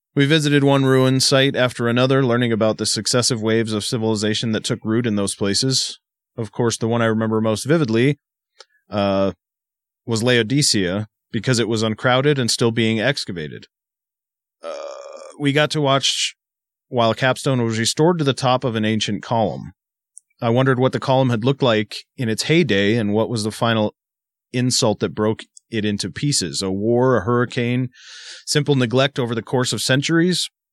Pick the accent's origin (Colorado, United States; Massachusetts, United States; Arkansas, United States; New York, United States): Massachusetts, United States; growing up in Massachusetts